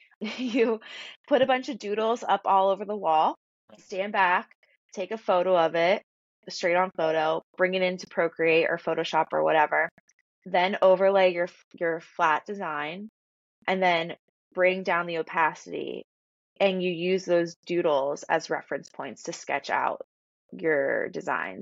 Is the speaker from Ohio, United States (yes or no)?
no; Philadelphia, Pennsylvania, United States; I grew up in Philadelphia and I went to Temple